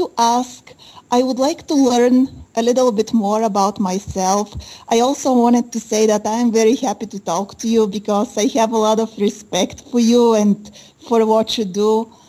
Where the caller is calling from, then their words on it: Bulgaria; I am calling from Bulgaria. I am in Europe. I am in Bulgaria right now.